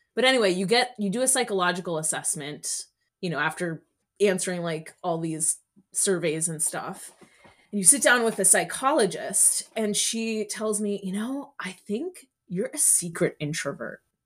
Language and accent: English; Miami, Florida, United States; moved away as an adult; now in New Haven, United States; I went to middle school and high school in Miami, Florida